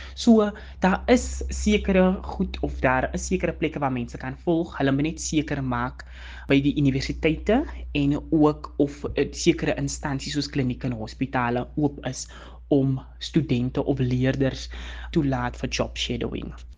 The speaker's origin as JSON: {"language": "Afrikaans", "town": "Calvinia", "region": "Northern Cape", "country": "South Africa", "tie": "born or raised there", "also_born_or_lived": "Macassar", "said": "Ek het nou eventually groot geword by my ouma en oupa in Kalvinia en daar het ek skool gegaan."}